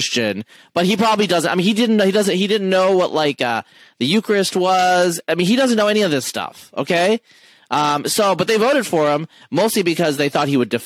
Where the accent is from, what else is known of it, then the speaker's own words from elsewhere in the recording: Eastern Oregon, United States; Like I grew up in Eastern Oregon as an atheist